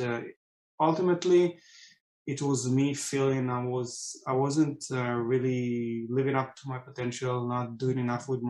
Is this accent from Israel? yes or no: yes; Israel; moved away as an adult; now in California, United States; I was born and raised in Israel